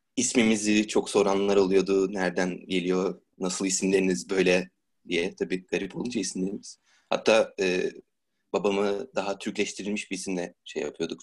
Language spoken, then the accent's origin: Turkish; Istanbul, Turkey; İstanbul'da doğdum, İstanbul'da büyüdüm